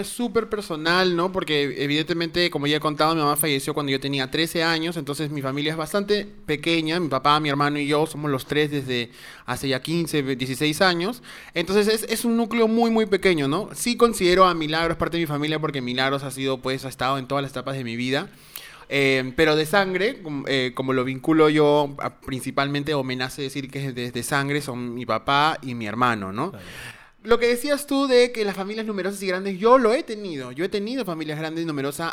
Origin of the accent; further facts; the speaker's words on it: Peru; Tantos amigos que son parte de la comunidad afroperuana en nuestro país